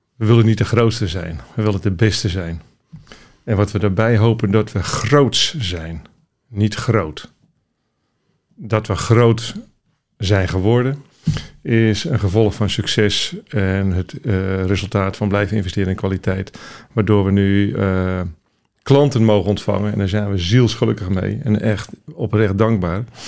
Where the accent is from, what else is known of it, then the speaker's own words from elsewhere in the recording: Randstad, Netherlands; Ik kom zelf uit de Randstad